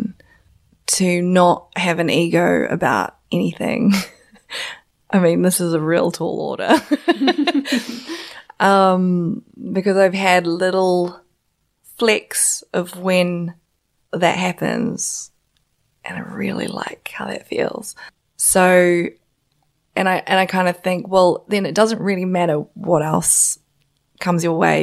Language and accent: English; South Island, New Zealand; moved away; also born or lived in China (ancestry); I'm Chinese, so my parents are from China, but I was born in New Zealand